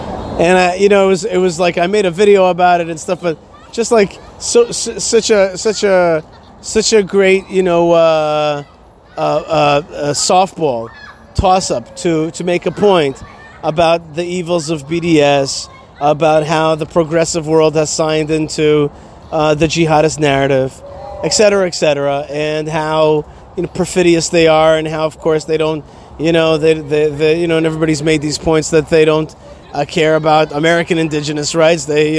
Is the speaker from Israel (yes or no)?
yes; Israel; I said, "Israel."